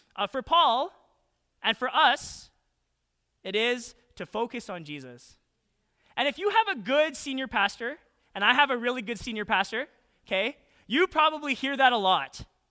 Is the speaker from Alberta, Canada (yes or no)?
yes; Calgary, Alberta, Canada; moved away as an adult; now in United States; when I was a kid, I didn't even, like, really think too much about be, being Canadian. I hailed from twenty-three West Point Cor, Southwest, Calgary, Alberta.